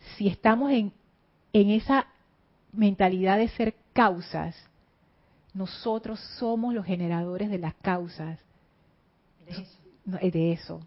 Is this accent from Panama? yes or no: yes; Panama; yo soy panameña